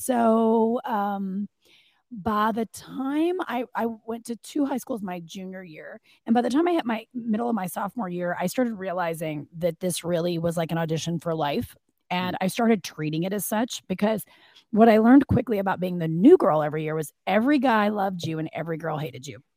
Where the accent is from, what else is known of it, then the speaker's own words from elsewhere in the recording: Kentucky, United States; moved away as an adult; also born or lived in Arizona / Los Angeles, California; now in Atlanta, United States; I am from Kentucky, uh, born and raised